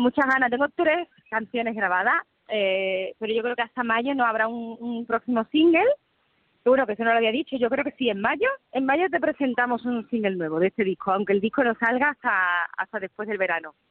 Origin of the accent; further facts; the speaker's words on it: Andalusia, Spain; mi tierra, a mi gente, un feliz día de Andalucía